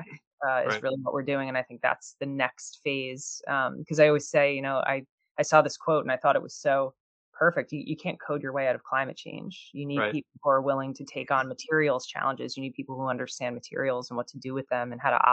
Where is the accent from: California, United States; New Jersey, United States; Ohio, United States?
New Jersey, United States; I grew up in New Jersey